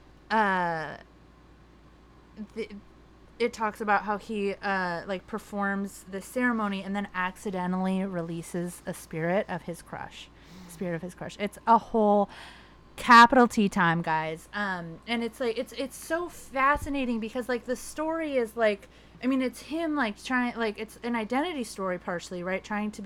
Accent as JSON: {"language": "English", "town": "Riverside", "region": "California", "country": "United States", "tie": "born or raised there", "said": "I grew up in Riverside, California, in a Mexican household and Mexican American"}